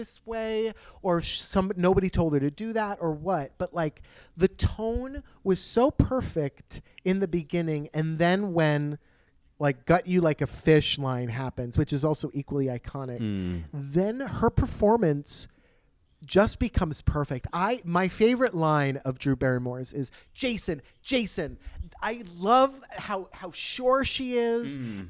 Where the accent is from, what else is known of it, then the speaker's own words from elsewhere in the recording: Sweden; English is a second language; I'm from Sweden.